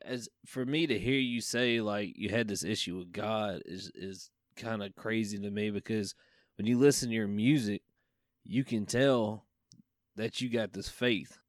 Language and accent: English; Virginia, United States; from Virginia, my home state